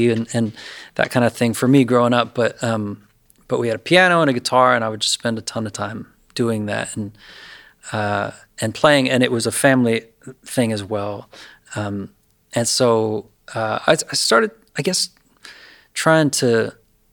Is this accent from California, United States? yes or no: no; Lewisburg, Pennsylvania, United States; moved away; I grew up in Lewisburg, which is a beautiful little Victorian river town in north central Pennsylvania